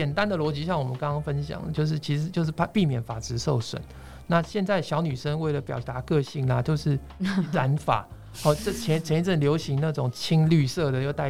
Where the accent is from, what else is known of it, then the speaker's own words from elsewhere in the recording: Taiwan; 但是根据我们台湾人的金科玉律，当然是不要最好了